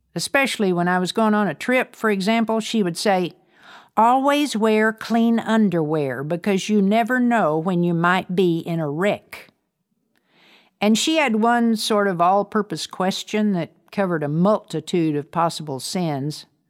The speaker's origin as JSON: {"language": "English", "town": "Amarillo", "region": "Texas", "country": "United States", "tie": "born or raised there", "also_born_or_lived": "Brownfield, Texas", "said": "to Amarillo, where my grandparents lived, I became something of a city girl"}